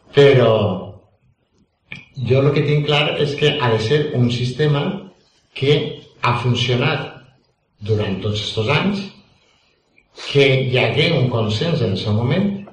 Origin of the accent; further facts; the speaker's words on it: Valencian Community, Spain; accent: Valencian; first language Valencian; la meva llengua valenciana